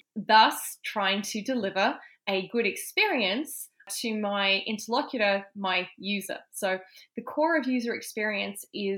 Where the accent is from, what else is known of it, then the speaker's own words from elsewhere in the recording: Canberra, Australian Capital Territory, Australia; moved away as an adult; also born or lived in United Kingdom / Melbourne; I grew up in Canberra